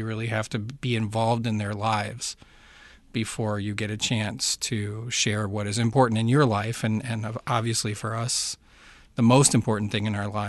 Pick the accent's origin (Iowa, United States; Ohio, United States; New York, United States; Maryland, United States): Maryland, United States; Baltimore; now in Uruguay; I'm from Baltimore.